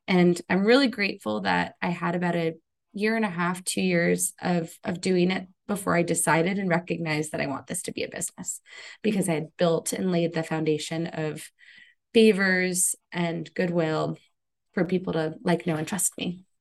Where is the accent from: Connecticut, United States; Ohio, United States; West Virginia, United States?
Connecticut, United States; I grew up in Connecticut, so I had a lot of exposure to New York growing up.